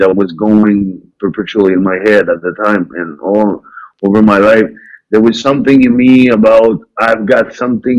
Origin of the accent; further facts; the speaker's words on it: small town far east of Quebec City, Canada; English is a second language; I come from a small town. Far east from Quebec City, of 5 hours